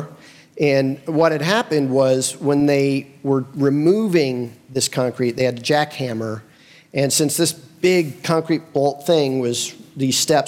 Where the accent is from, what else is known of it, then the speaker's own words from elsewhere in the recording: Bloomington, United States; moved away as an adult; also born or lived in Nashville, Tennessee; I grew up here